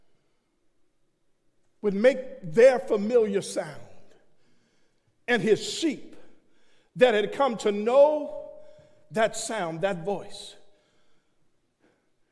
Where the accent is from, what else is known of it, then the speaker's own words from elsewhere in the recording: New York City, New York, United States; I leave the country, or if I leave New York, folk tell me, you got an accent. I'm saying, I'm from Brooklyn